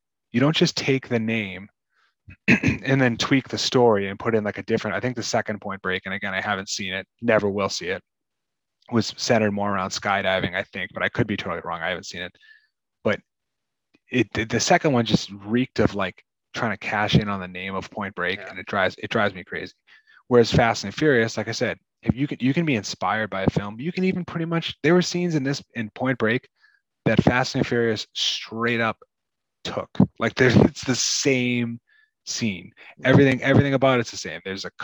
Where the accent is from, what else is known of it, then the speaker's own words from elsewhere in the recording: Massachusetts, United States; I'm from Massachusetts.